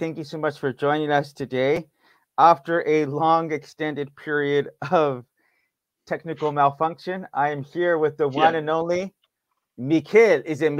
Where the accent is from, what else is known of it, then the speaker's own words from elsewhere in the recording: United States; I'm from America.